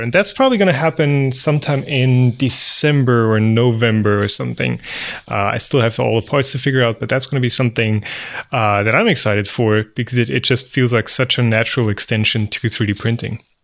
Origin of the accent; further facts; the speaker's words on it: Bavaria, Germany; We are both Bavarians